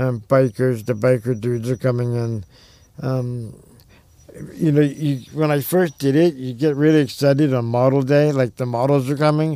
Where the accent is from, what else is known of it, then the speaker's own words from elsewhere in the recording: Long Island, New York, United States; also born or lived in Berkeley, California; now in Detroit area, United States; I grew up on Long Island in New York